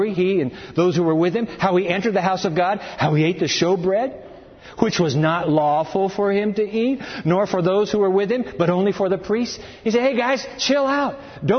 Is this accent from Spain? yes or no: no; Japan; I climbed Mount Fuji when I was a kid and growing up in Japan.